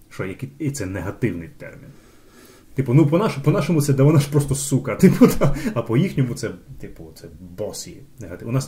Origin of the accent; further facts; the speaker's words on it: Kyiv, Ukraine; коли я киянин, духов, духовно збагачений, іду на виставу на узвіс